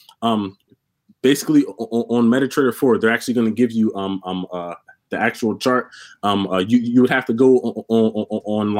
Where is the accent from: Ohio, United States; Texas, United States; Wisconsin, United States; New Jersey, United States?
New Jersey, United States; Mount Laurel; I'm from Mount Laurel, New Jersey